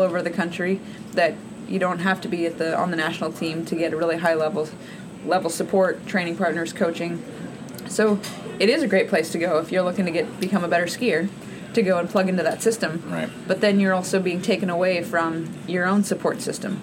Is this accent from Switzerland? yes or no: no; Alaska, United States; growing up in Alaska, where we have six months of winter